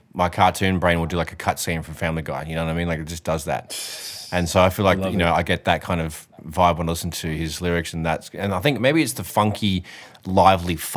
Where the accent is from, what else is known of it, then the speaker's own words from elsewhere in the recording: Australia; we grew up in Australia